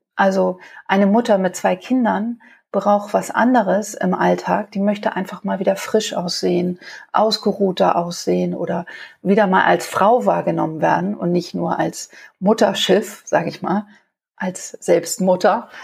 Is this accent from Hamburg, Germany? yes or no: yes; Hamburg, Germany; Also mein Vater hat ein Kabarett äh, für Travestie bei uns in Hamburg auf der Reeperbahn. Und da bin ich als kleines Mädchen aufgewachsen